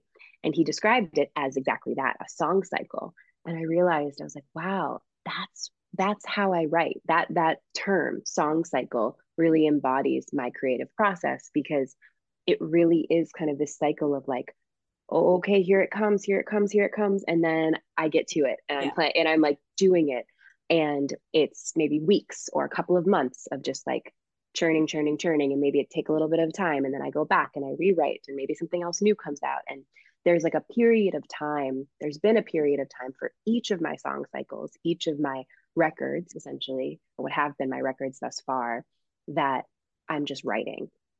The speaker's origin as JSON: {"language": "English", "town": "Springfield", "region": "Massachusetts", "country": "United States", "tie": "born or raised there", "said": "the community music school where I grew up in my hometown of Springfield, Massachusetts."}